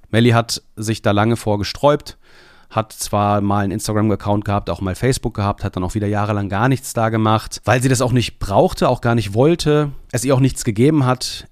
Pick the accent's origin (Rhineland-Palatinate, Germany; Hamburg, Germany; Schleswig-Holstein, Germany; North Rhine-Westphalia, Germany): North Rhine-Westphalia, Germany; Bielefeld; now in Leopoldshöhe, Germany; Also Bielefeld ist mein Geburtsort.